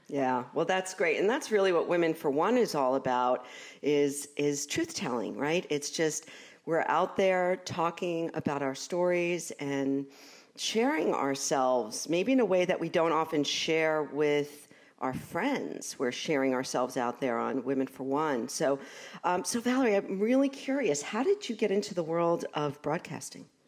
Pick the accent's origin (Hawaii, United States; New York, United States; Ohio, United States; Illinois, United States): New York, United States; New York City; accent: Brooklyn; I'm from Brooklyn, you know, so I f, I find sometimes my Brooklyn accent, it comes through